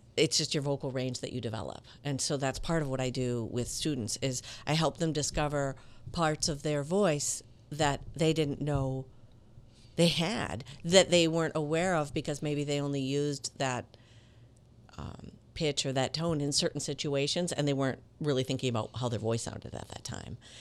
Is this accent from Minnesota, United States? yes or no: yes; Minneapolis, Minnesota, United States; moved away as an adult; also born or lived in Italy / Latin America / Miami; I grew up in Minneapolis